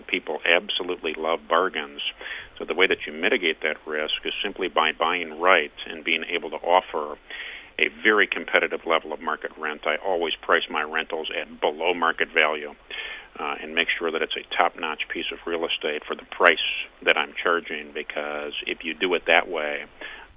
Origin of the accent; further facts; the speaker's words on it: Michigan, United States; I'm from Michigan